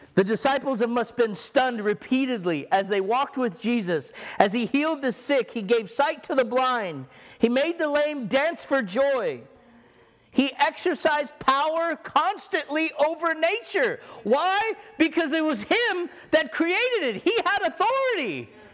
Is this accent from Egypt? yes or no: yes; Egypt; moved away; I was born in Egypt